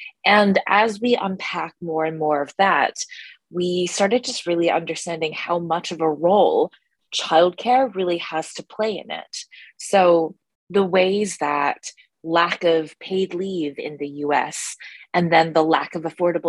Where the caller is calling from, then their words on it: New York City, New York, United States; Yeah, so I'm currently calling from New York City.